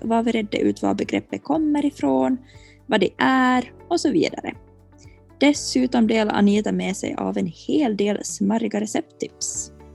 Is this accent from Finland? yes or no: yes; Finland; jag är en finlandssvensk marknadsförare